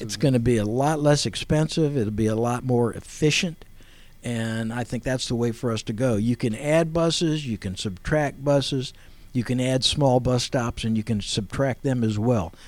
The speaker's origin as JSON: {"language": "English", "town": "Akron", "region": "Ohio", "country": "United States", "tie": "born or raised there", "said": "I was born in Akron, Ohio, in 1946."}